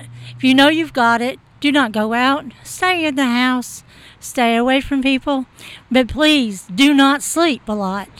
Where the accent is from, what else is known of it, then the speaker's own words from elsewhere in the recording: Princeton, Kentucky, United States; I'm from Princeton, Kentucky